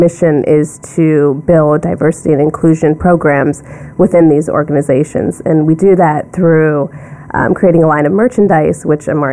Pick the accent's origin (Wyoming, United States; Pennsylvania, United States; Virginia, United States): Pennsylvania, United States; Ellwood City; moved away as an adult; also born or lived in Sewickley, Pennsylvania / Washington, D.C.; now in New York, United States; I was born in Swickley, Pennsylvania, and I grew up in a really small town about an hour outside of Pittsburgh called Elwood City